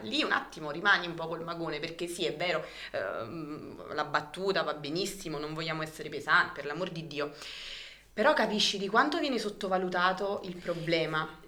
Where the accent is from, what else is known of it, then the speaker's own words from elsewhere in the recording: Alife, Campania, Italy; sono di Alife